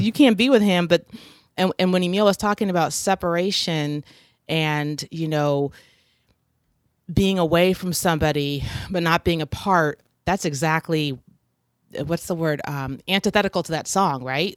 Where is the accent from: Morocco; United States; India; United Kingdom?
United States; Oregon; I was growing up in Oregon